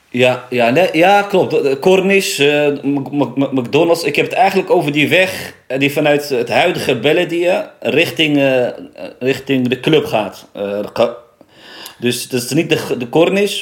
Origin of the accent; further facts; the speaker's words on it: Nador, Oriental, Morocco; ik kom uit Nador